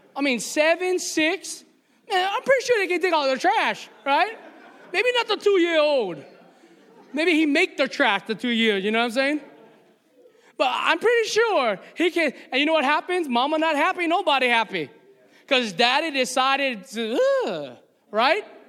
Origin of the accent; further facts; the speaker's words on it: Hawaii, United States; me as a Hawaiian boy